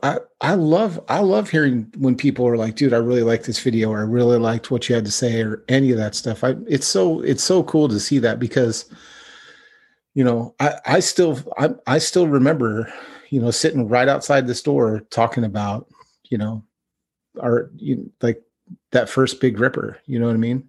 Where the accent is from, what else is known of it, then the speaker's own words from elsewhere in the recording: Northern California, United States; we grew up both in NorCal